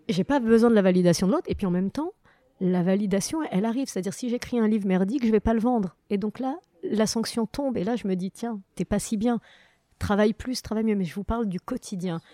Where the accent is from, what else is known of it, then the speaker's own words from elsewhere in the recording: Morocco; now in France; très belle enfance, avec que des bons souvenirs du Maroc